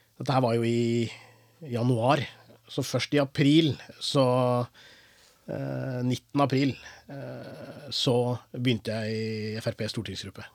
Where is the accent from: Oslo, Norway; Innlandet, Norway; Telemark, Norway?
Telemark, Norway; Porsgrunn; also born or lived in Chennai, India; jeg er jo, oppvokst i Porsgrunn